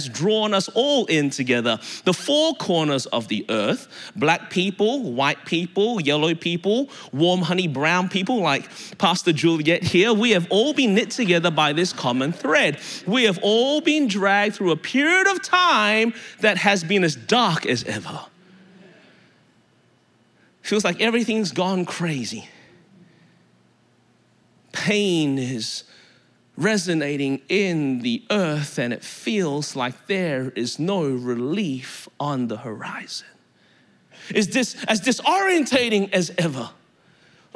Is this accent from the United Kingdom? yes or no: no; Melbourne, Victoria, Australia; moved away as an adult; now in Anderson, United States; I live in Anderson, South Carolina now, born and raised in Melbourne, Australia. That's the reason my voice is this way.